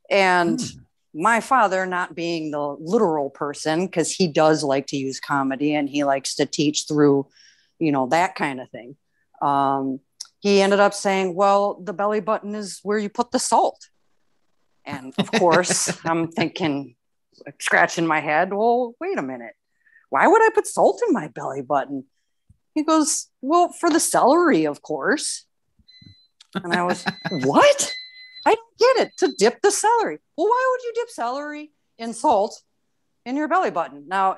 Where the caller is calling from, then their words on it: Houston, Texas, United States; Just in the Houston area of Texas.